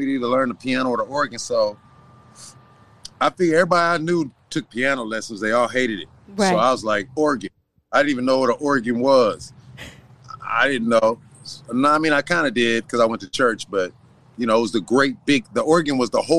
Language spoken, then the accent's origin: English; Los Angeles, California, United States; also born or lived in Inglewood; I am from Los Angeles, California, born in Hollywood